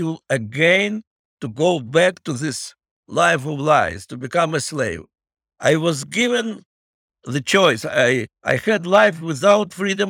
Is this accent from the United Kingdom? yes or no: no; Donetsk, Donetsk Oblast, Ukraine; English is a second language; moved away; I was born in Ukraine, in Donbass, in Donetsk, what is really the heart of the battle these days between Russia and Ukraine.